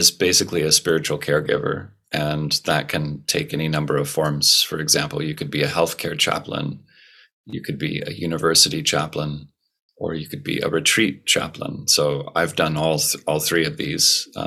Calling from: California, United States; It is nine in the morning, roughly, and I'm on the northern coast of California, in the U.S.

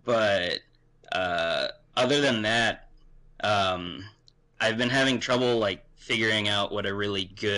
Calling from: Arizona, United States; I'm calling from Arizona.

